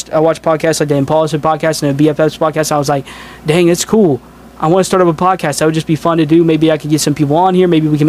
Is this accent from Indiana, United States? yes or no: yes; Indiana, United States; I'm from Indiana